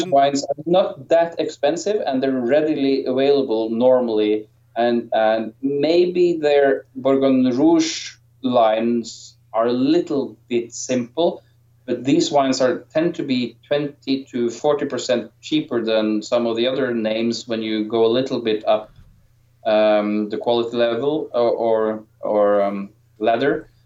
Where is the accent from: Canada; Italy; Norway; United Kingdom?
Norway; I am from Norway